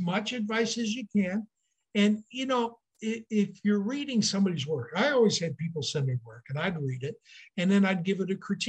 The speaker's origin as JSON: {"language": "English", "region": "Michigan", "country": "United States", "tie": "born or raised there", "also_born_or_lived": "Mason City, Iowa / Charles City, Iowa / West Virginia", "said": "I grew up in Michigan"}